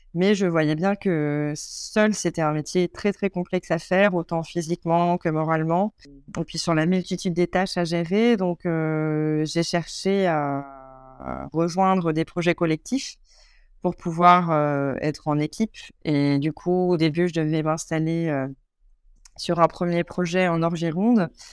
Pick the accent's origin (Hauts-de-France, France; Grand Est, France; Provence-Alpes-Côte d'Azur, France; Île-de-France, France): Grand Est, France; Vosges; also born or lived in Paris; now in Gironde, France; ayant grandi à la campagne euh, dans les Vosges